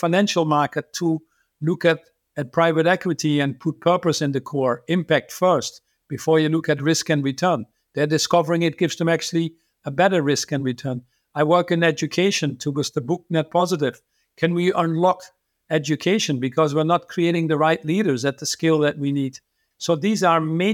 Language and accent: English; Netherlands; I was born in the Netherlands